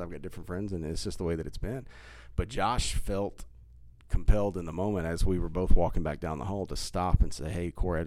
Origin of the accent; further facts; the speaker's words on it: Hull, Texas, United States; my grandmother and I talked about growing up in Hull, Texas. She lived like half a mile from us my whole life